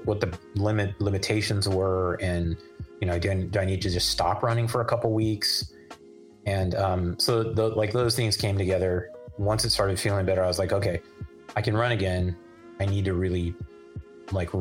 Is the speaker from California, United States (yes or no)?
yes; Livermore, California, United States; I grew up in Livermore where the summers can get up to like, you know, it's averages, feels like it averages 100 for the whole summer.